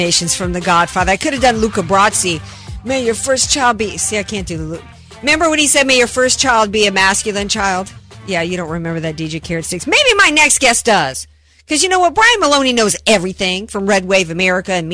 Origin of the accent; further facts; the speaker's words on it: the South, United States; I'm from the South